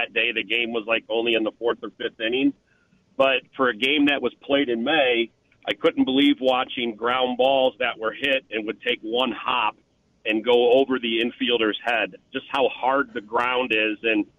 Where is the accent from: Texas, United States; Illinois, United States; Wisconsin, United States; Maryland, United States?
Illinois, United States; Central; now in Grayslake, United States; growing up in Central Illinois